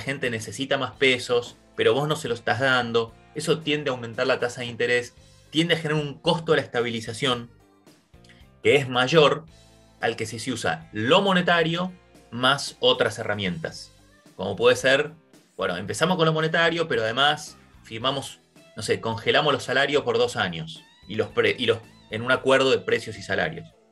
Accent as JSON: {"language": "Spanish", "country": "Argentina", "said": "nosotros mismos, como argentinos"}